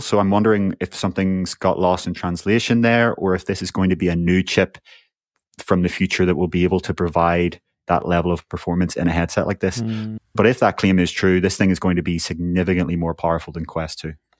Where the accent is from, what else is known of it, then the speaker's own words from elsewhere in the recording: Northern Ireland, United Kingdom; I'm from Northern Ireland